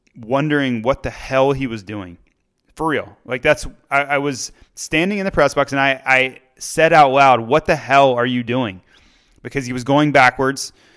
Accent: Florida, United States; moved away; my home state of Florida

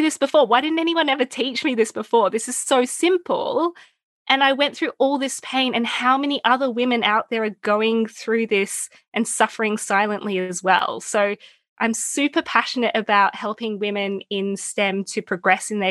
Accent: Melbourne, Victoria, Australia; You can probably tell by my accent. I'm from Melbourne, Australia, where I went to school

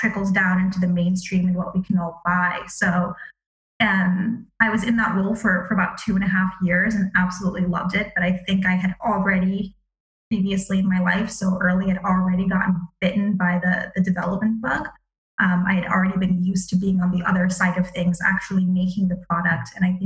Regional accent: Palm Beach, Florida, United States; I grew up in Palm Beach, Florida

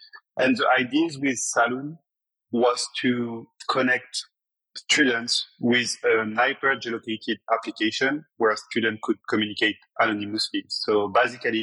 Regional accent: Paris, Île-de-France, France; I was born in Paris

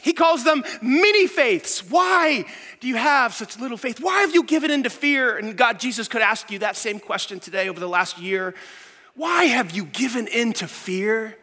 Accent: New York City, New York, United States; I grew up in New York City.

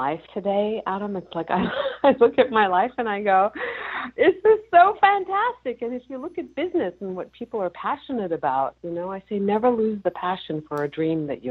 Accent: Germany; moved away; I was born and raised in Germany

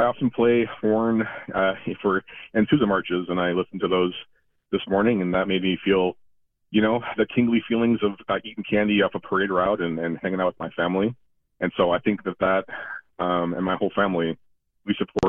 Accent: Wisconsin, United States; a person who grew up in Wisconsin and as an American

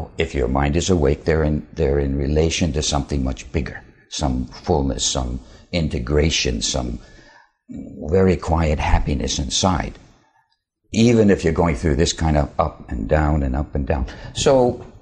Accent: Finland; I was born in Finland

